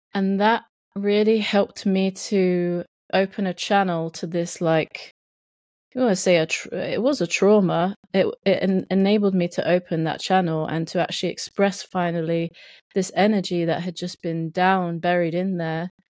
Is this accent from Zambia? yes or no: no; South East England, United Kingdom; accent: English Southern; they would definitely say I was, like, some Southern person